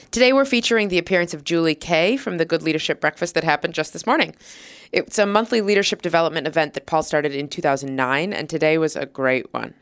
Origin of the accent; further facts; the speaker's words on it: Minnesota, United States; now in New York City, United States; I'm from Minnesota originally, but I live in New York City now